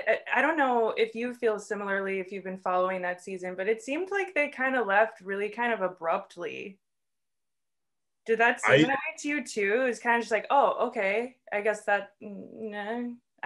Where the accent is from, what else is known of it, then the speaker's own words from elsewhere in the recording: Waukesha, Wisconsin, United States; also born or lived in Milwaukee, Wisconsin / Ohio; I was born in Milwaukee, but spent my adolescent formative years in the suburbs of Waukesha, and then promptly moving back to Milwaukee